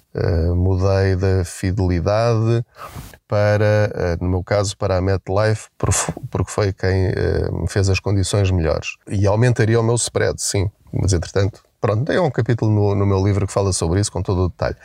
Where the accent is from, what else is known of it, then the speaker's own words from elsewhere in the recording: Portugal; nós enquanto portugueses